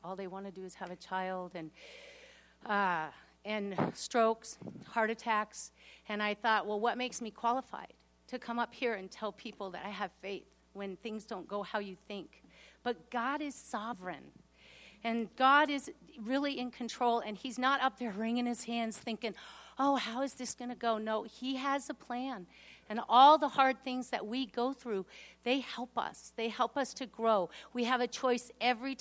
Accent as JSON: {"language": "English", "region": "Washington", "country": "United States", "tie": "born or raised there", "said": "I'm actually the youngest of 5 kids. And we grew up in Washington, and we actually had a lot of privileges. We lived right near Lake Washington"}